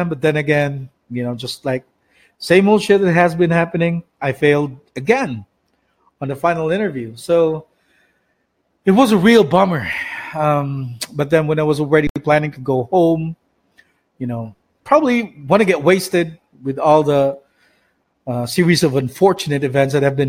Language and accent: English; Philippines; moved away; from Sibunga, my hometown.